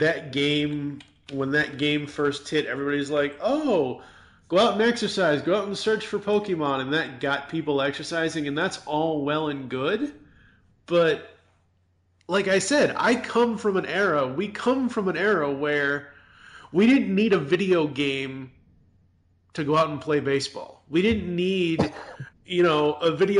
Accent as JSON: {"language": "English", "region": "Massachusetts", "country": "United States", "tie": "born or raised there", "moved": "yes", "lives_now": "Louisville, United States", "said": "growing up in Massachusetts, it's one of those things where, and growing up in the 80s back then"}